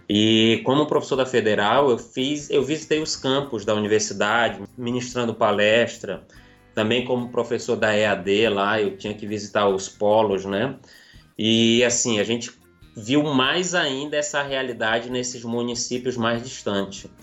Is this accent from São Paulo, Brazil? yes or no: no; Recife, Pernambuco, Brazil; sou recifense